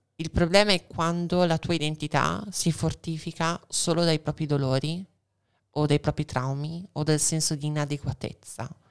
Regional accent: Veneto, Italy; also born or lived in Argentina; Da buona veneta e anche in parte argentina

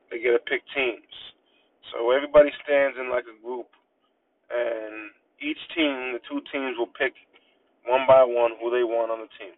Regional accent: Natick, Massachusetts, United States; Growing up, I'm from Natick, Massachusetts

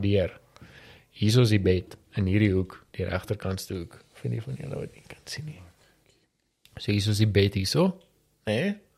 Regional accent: Pretoria, Gauteng, South Africa; Ek het groot geword in Valhalla.

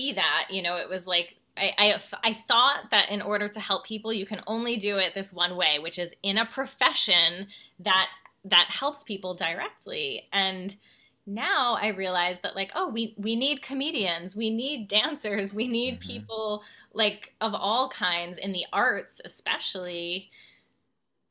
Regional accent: New Jersey, United States; I was like commuting from New Jersey after school

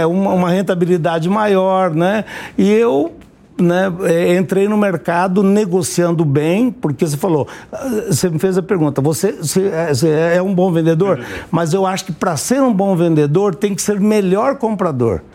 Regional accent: Paraná, Brazil; also born or lived in Nova Olímpia, Paraná; Eu nasci na beira do Rio Ivaí, eh, do Rio Ivaí, no estado do Paraná

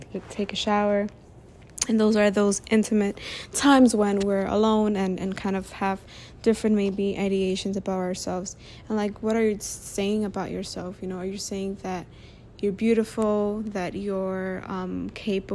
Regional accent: New York City, New York, United States; born or raised there

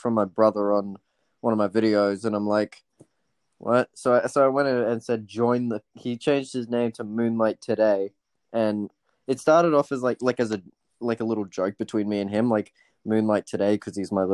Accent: Australia; I'm Australian

